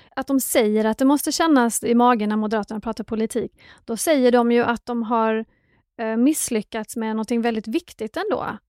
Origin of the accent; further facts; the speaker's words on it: Skåne, Sweden; liten och växte upp i Skåne